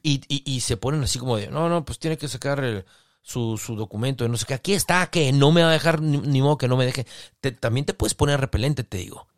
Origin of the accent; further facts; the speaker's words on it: Mexicali, Baja California, Mexico; De Mexicali